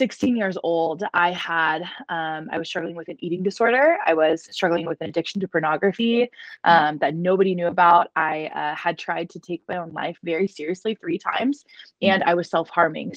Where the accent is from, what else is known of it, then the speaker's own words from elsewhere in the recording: Dallas, Texas, United States; I was born and raised in Dallas, Texas.